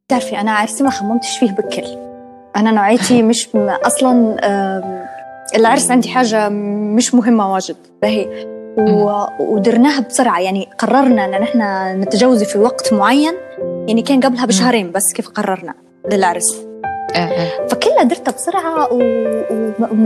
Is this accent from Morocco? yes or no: no; Benghazi, Libya; moved away as an adult; now in Tripoli, Libya; انا اصلا من بنغازي وانا في بنغازي